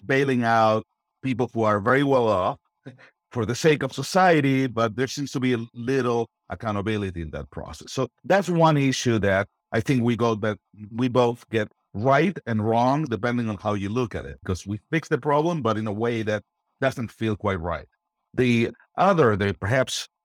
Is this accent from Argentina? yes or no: yes; Argentina; moved away; I'm originally from Argentina. I grew up in interesting times.